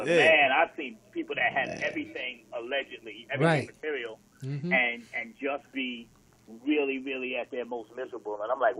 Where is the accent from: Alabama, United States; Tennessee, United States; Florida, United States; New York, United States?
New York, United States; now in Georgia, United States; I'm here visiting. I'm from New York.